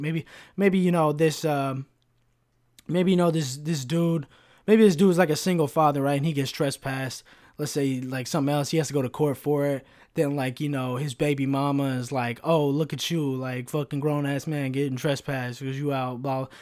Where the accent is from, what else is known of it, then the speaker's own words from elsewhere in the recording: United States; as an American